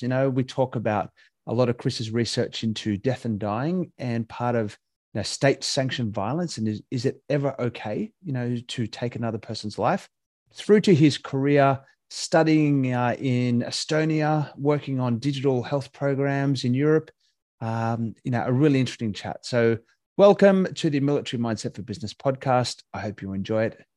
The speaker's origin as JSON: {"language": "English", "town": "Katoomba", "region": "New South Wales", "country": "Australia", "tie": "born or raised there", "said": "I grew up in Katoomba"}